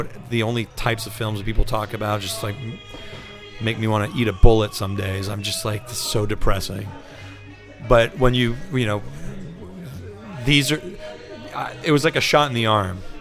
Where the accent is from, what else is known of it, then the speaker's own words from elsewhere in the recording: Montreal, Quebec, Canada; moved away as an adult; also born or lived in Spain / Catalonia / New York City, United States; now in London, United Kingdom; I'm from Montreal